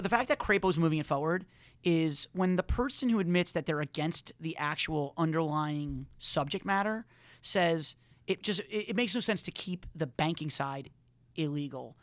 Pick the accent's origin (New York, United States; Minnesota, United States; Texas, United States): New York, United States; growing up in New York